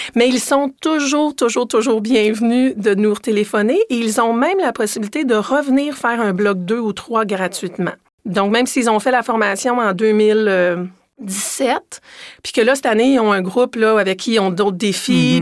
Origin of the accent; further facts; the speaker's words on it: Quebec, Canada; moved away as an adult; quand je suis revenue au Québec en 2015, je suis revenue au Québec comme directrice